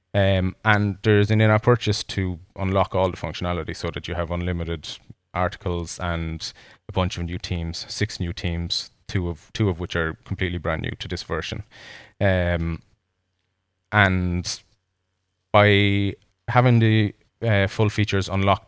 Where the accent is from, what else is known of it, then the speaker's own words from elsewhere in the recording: Ireland; as two Irish men, one living in Ireland and one living in Canada